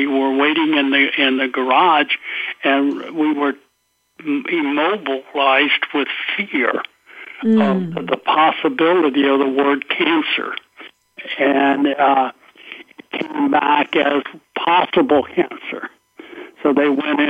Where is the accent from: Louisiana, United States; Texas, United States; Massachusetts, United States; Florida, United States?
Louisiana, United States; I'm from Louisiana